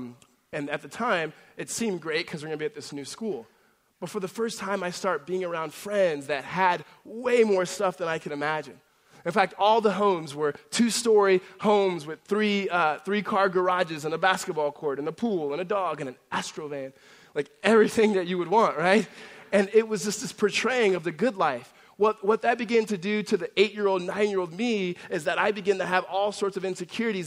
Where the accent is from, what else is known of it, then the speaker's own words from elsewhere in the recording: La Verne, California, United States; also born or lived in Los Angeles, California; when I was a young kid, we moved from Los Angeles to Laverne, which is Laverne, California. It's a Southern California city